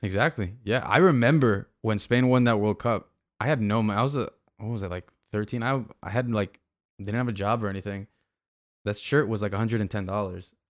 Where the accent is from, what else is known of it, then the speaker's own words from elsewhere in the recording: Miami, Florida, United States; I was born in Miami